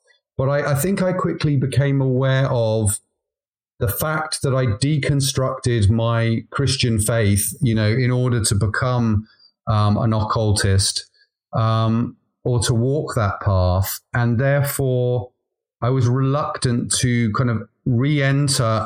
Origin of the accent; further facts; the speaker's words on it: Wales, United Kingdom; also born or lived in London; now in Devon, United Kingdom; I come from a Celtic country. I'm from Wales.